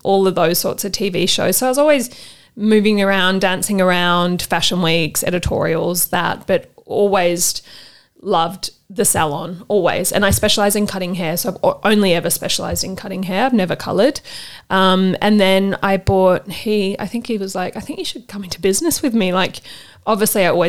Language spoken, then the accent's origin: English; Sydney, New South Wales, Australia; I grew up on the North Shore